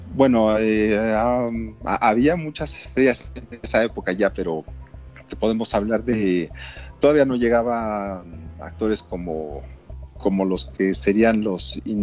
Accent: Mexico

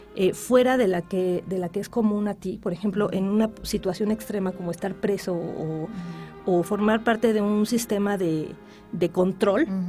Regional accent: Mexico; soy mexicana

